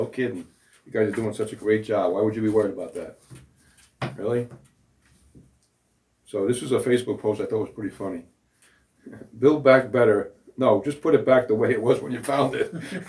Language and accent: English; Long Island, New York, United States; We're from Long Island.